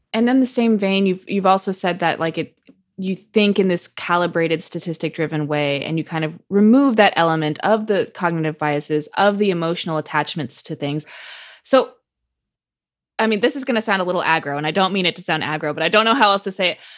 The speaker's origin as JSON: {"language": "English", "region": "California", "country": "United States", "moved": "yes", "lives_now": "New York City, United States", "said": "California, my home state"}